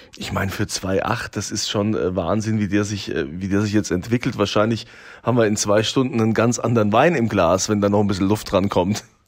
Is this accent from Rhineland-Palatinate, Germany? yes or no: yes; Rhineland-Palatinate, Germany; bei uns in Deutschland, in Rheinland-Pfalz, wir haben ja unfassbar tolle Weinanbaugebiete